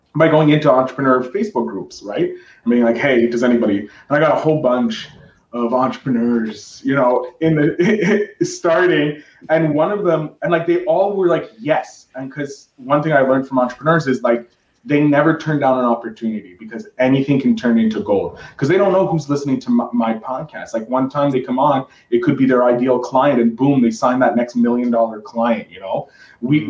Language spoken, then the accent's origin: English; Canada; I'm Canadian